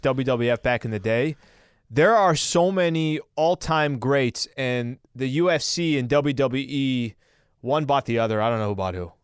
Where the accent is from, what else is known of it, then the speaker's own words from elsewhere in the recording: El Cajon, California, United States; I was still a Chaldean kid growing up in El Cajon.